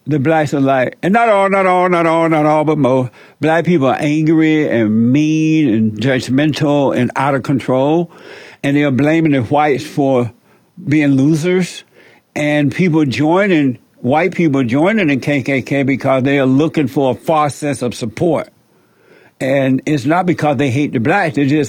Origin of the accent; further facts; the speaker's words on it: Alabama, United States; I grew up in Alabama, home Alabama, on a plantation.